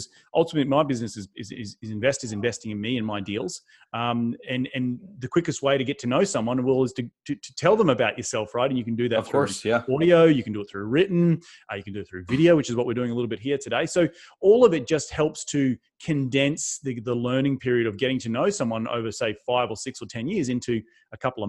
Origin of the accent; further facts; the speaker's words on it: Australia; moved away as an adult; also born or lived in New York City, United States; now in United States; I'm not from this country. I'm from Australia.